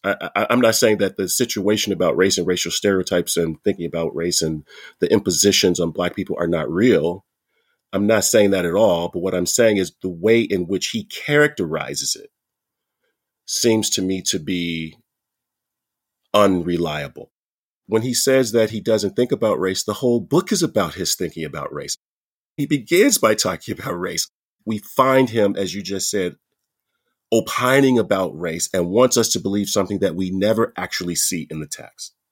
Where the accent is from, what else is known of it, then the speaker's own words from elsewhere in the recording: United States; now in Canada; I'm an American, right, in Canada